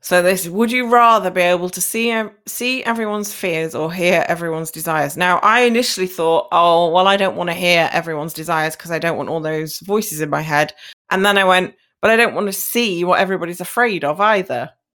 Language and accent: English; United Kingdom; My hometown has its own cinema